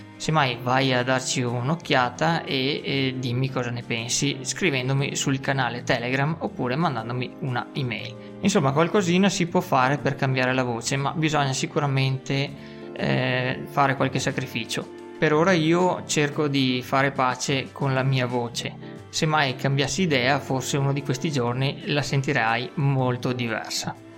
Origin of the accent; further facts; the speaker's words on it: Veneto, Italy; accent: spiccatamente veneto; del mio accento spiccatamente veneto